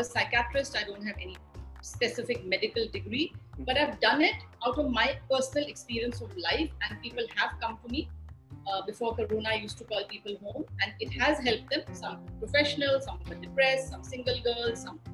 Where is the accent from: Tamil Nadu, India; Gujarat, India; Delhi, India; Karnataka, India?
Delhi, India; moved away as an adult; also born or lived in Hyderabad; now in Goa, India; Living in Goa, which I am now, even though I'm basically from Delhi, and prior to this, I lived in Hyderabad for many, many, many decades